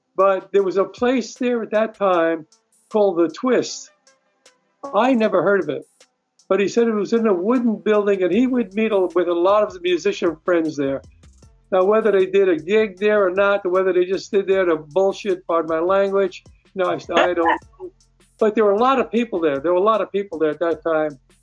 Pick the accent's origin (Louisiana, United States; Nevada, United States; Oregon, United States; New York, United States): New York, United States; New York City; moved away as an adult; now in California, United States; I grew up in Brooklyn